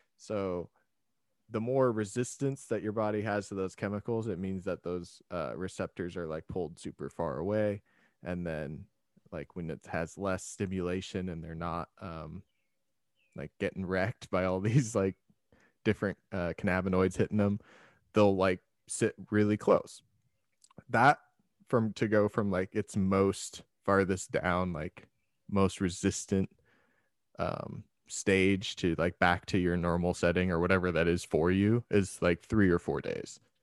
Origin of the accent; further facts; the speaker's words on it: Tacoma, Washington, United States; I'm from Washington